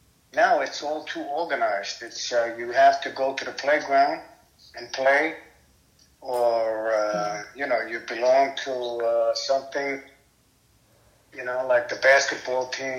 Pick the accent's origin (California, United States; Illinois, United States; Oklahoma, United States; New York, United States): New York, United States; New York City; I grew up on a block, 138th Street in New York City